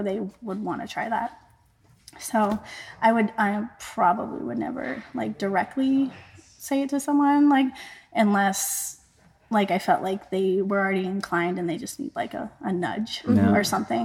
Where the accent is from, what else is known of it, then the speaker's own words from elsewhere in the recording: California, United States; moved away as an adult; now in New England, United States; I grew up in Lake Tahoe, which is three and a half, four hours outside of the Bay Area